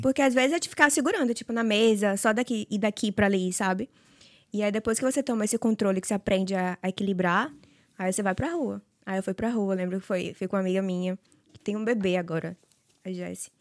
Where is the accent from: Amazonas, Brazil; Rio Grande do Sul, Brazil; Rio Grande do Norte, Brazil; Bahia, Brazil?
Bahia, Brazil; Salvador; moved away as an adult; eu sou de Salvador